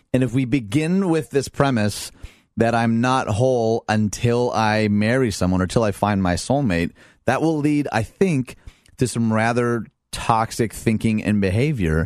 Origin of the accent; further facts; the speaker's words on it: Detroit, Michigan, United States; I'm from Detroit